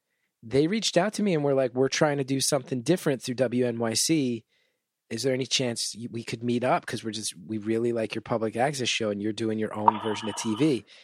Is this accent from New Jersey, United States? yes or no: yes; New York area, home state of New Jersey, United States; I grew up in the New York area.